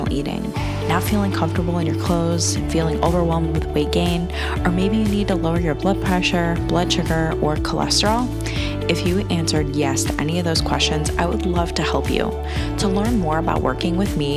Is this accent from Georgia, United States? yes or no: no; Cleveland, Ohio, United States; I'm born and raised in Cleveland, Ohio